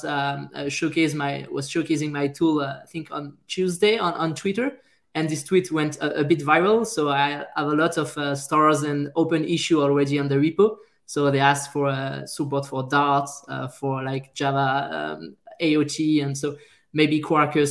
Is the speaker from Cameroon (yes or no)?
no; France; accent: French; English is a second language; now in Montreal, Canada; I'm a French guy, as you can hear by my French accent